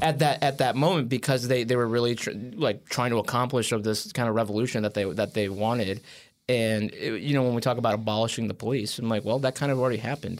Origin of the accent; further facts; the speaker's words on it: Wheaton, Illinois, United States; moved away; back home in Wheaton.